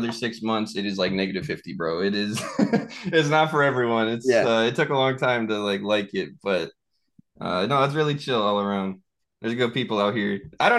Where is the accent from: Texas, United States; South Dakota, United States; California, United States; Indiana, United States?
South Dakota, United States; moved away; I am from a very small town in South Dakota.